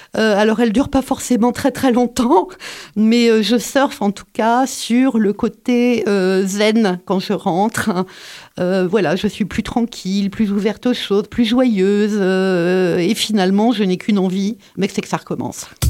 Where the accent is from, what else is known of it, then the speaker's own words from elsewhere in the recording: Paris, Île-de-France, France; moved away as an adult; now in Montpellier, France; je suis née à Paris euh, et j'habite à Montpellier depuis 30